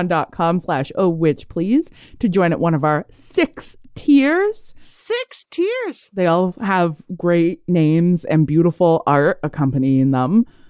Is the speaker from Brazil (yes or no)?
no; Canada